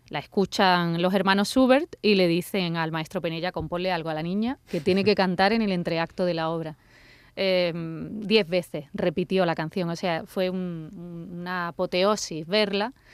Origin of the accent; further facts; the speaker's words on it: Andalusia, Spain; yo que soy muy andaluza, que tengo raíz manchega